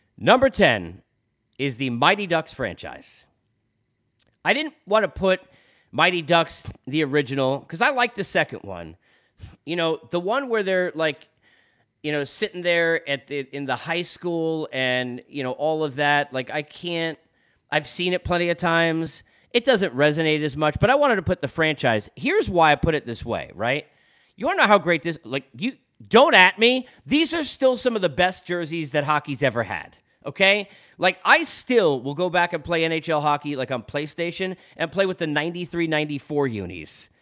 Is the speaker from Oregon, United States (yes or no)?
no; New York, United States; being in New York and growing up in New York my whole life